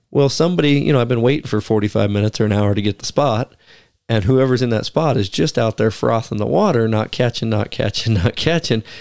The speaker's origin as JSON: {"language": "English", "region": "Pacific Northwest", "country": "United States", "tie": "born or raised there", "said": "growing up in Pacific Northwest hunting and timber country"}